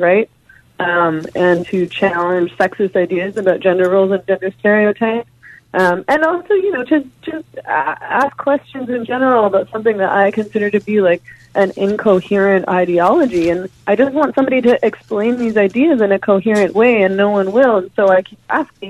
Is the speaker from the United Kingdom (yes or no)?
no; Canada; I'm Canadian, so that's why I'm talking about a Canadian context.